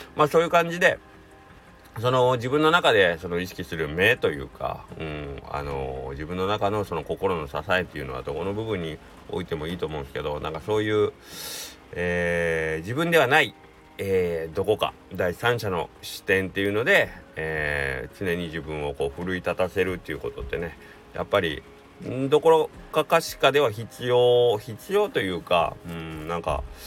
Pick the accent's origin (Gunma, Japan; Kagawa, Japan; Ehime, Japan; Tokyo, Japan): Kagawa, Japan; Takamatsu; 地元の高松の高松商業っていう野球部